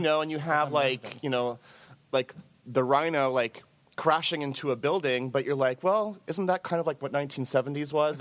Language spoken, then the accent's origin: English; the Ozarks, United States; moved away as an adult; now in New York, United States; I grew up in the Ozarks. So I didn't move to New York until the 1990s.